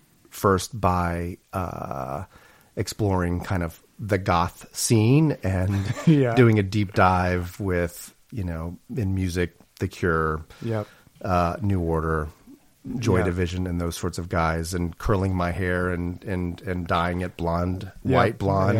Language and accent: English; Illinois, United States; also born or lived in Oklahoma; So I grew up in the Midwest, downstate Illinois, Oklahoma, sort of bounced around different places.